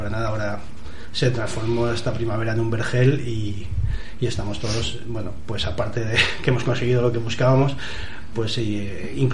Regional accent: Madrid, Community of Madrid, Spain; Yo soy un vecino relativamente nuevo, vengo de Madrid, vine en el 2015

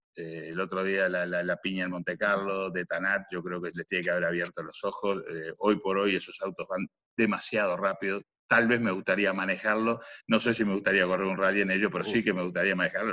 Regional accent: Minas, Lavalleja, Uruguay; moved away as an adult; also born or lived in Europe; cerca de mi pueblo, que, es la ciudad de las sierras, eh, Minas de la ciudad de las sierras

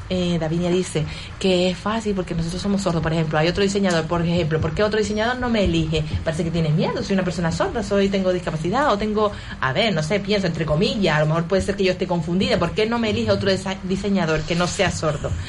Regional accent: Canary Islands, Spain; nosotros representamos aquí a la Asociación de Gran Canaria, porque somos de aquí, de Gran Canaria.

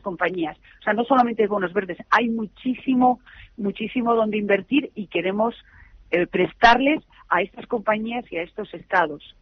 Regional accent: Madrid, Community of Madrid, Spain; Estoy muy, muy orgullosa como española y como madrileña

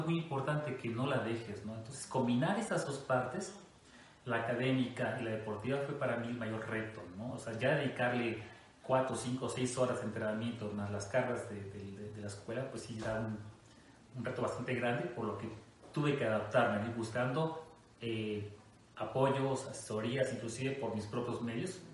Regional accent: Costa Rica, Veracruz, Mexico; moved away; Yo soy eh, oriundo de Costa Rica, Veracruz, una pequeña ciudad allá en el norte de Veracruz

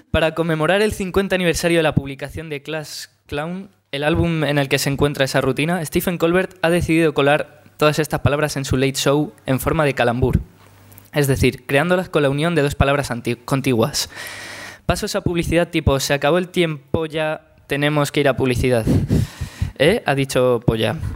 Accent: Castellón de la Plana, Valencian Community, Spain; Eh, no, soy de Castellón de la Plana.

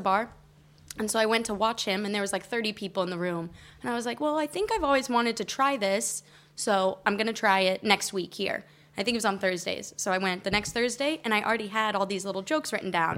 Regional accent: Colorado, United States; moved away as an adult; also born or lived in Texas; now in Barcelona, Spain; I was born in Texas, and mm. I lived most of my life in Colorado, and then I've been in Barcelona for seven years.

